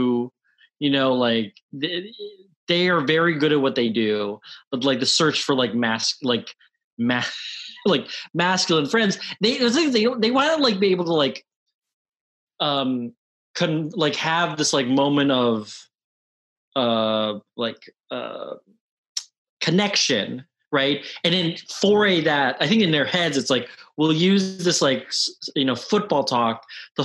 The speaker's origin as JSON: {"language": "English", "town": "Cleveland", "region": "Ohio", "country": "United States", "moved": "yes", "lives_now": "New York, United States", "said": "I'm from Cleveland"}